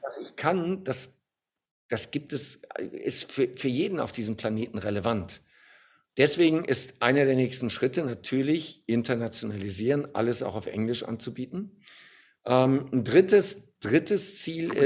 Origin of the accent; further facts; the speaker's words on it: Germany; Als Deutscher